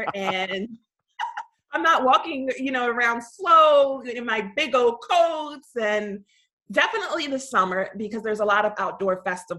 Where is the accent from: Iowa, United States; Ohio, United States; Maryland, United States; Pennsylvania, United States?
Pennsylvania, United States; Montgomery County, suburb of Philadelphia; I grew up in Montgomery County. That's a suburb of Philadelphia.